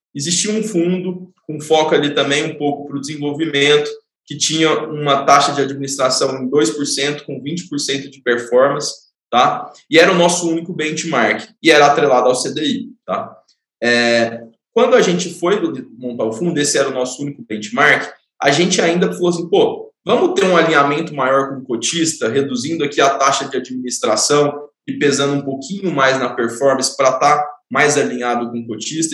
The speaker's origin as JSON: {"language": "Portuguese", "town": "Goiânia", "region": "Goiás", "country": "Brazil", "tie": "born or raised there", "moved": "as an adult", "lives_now": "São Paulo, Brazil", "said": "Eu sou natural de Goiânia, mas moro em São Paulo já tem oito anos"}